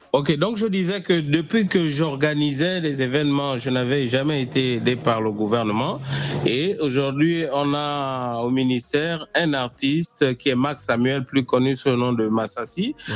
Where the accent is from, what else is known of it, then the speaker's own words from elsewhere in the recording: Gabon; first language Punu; French is a second language; ma langue maternelle, le Pounou. C'est, c'est, avec ça que j'ai grandi